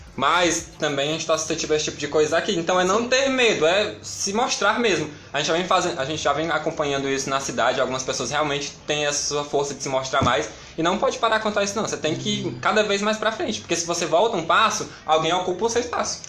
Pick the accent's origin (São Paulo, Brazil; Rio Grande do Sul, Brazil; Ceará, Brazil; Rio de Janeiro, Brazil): Ceará, Brazil; Camocim; Com a minha família, que sou de lá, de Camusim